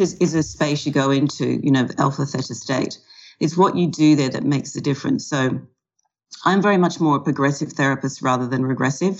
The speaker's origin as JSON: {"language": "English", "country": "Australia", "also_born_or_lived": "California / London", "lives_now": "Melbourne, Australia", "said": "I'm an Australian who specializes in helping people change their relationship with food and alcohol"}